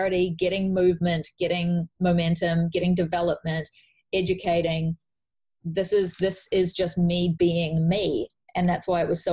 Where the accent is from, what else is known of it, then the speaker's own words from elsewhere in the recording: New Zealand; I'm from New Zealand, where we do a 40-hour week or a 50-hour week, depending on your job